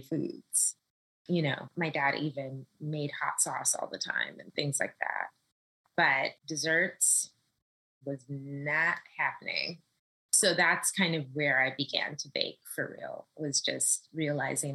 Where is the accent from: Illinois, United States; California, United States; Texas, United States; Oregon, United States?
California, United States; Los Angeles; moved away as an adult; now in New York City, United States; I'm from Los Angeles, born and raised